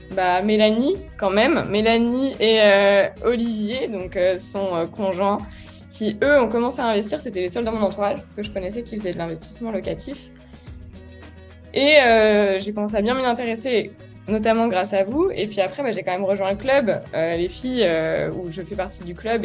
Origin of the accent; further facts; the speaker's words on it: Lyon, Auvergne-Rhône-Alpes, France; Je suis née à Lyon le 14 février 1994.